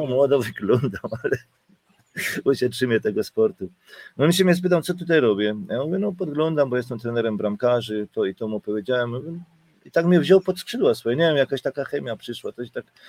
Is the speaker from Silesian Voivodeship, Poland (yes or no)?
yes; Silesian Voivodeship, Poland; now in Germany; jestem w Niemczech 33 lata a pochodzę w sumie ze Śląska